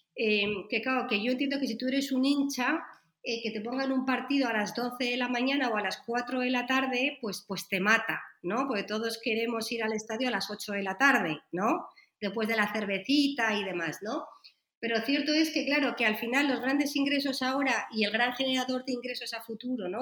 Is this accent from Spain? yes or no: yes; Spain; yo soy española, vivo aquí en España